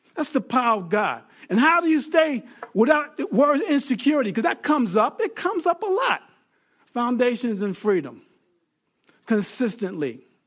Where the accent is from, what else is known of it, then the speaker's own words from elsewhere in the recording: Mount Pleasant, New York, United States; I was born in Grasslands Hospital, Mount Pleasant, New York